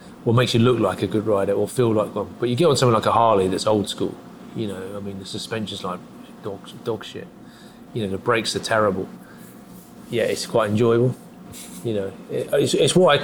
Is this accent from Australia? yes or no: no; London, United Kingdom; now in New York, United States; I grew up in London, in West London